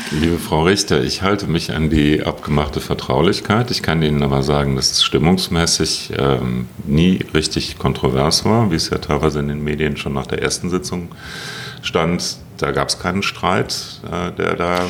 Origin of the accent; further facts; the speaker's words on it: Berlin, Germany; wir als Berliner